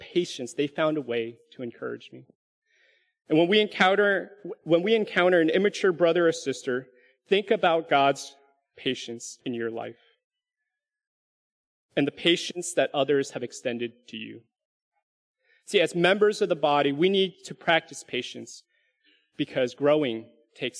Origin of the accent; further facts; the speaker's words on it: California, United States; also born or lived in Alabama; now in Dallas, United States; Some of you can share this sentiment as Californians, right? This was one of the comforts of home that I missed when I first moved away in 2006